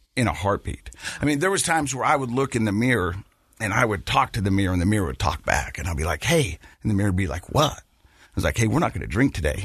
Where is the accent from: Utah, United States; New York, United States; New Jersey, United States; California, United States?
Utah, United States; Ogden; I was born and raised right here in Utah, Ogden, Utah